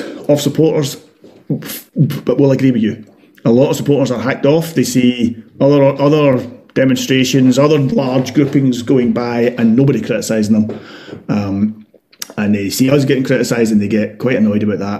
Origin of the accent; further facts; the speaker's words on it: Glasgow, Scotland, United Kingdom; as a Glaswegian, as someone living in Glasgow